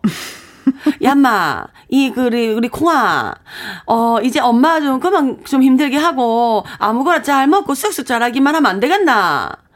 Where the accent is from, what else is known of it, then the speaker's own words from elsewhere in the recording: Gangwon, South Korea; accent: mix of Gangwon and Gyeongsang; 나름 강원도가 고향이거든요. 그래서 강원도하고 막 뭐 섞여 나와요